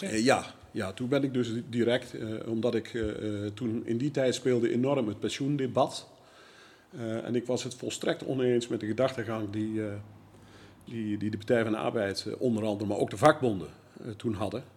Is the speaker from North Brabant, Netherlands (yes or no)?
no; Zevenaar, Gelderland, Netherlands; geboren en getogen in Zevenaar.